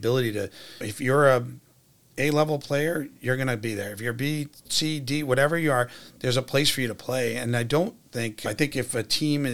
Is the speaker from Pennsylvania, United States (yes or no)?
no; Washington, District of Columbia, United States; moved away as an adult; now in Worcester, United States; I'm from Washington, D.C. When I was growing up